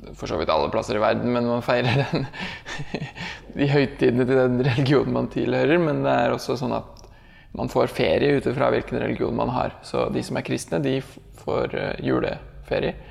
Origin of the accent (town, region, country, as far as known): Norway; moved away as an adult; now in Indonesia